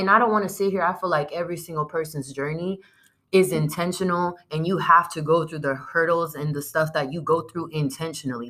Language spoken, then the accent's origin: English; San Diego, California, United States; the old neighborhoods that we grew up in in San Diego